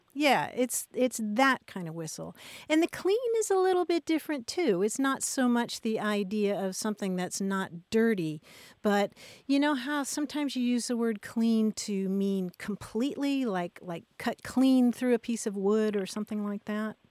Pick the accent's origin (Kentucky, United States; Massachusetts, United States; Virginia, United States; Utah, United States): Kentucky, United States; I grew up in Kentucky